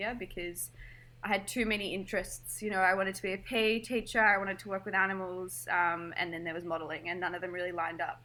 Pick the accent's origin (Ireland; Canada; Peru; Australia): Australia; Melbourne, Victoria; So I grew up here in Melbourne, went to high school.